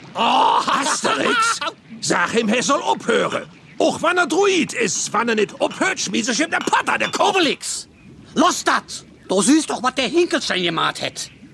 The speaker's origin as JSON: {"language": "German", "region": "Rhineland", "country": "Germany", "said": "bei uns im Rheinland"}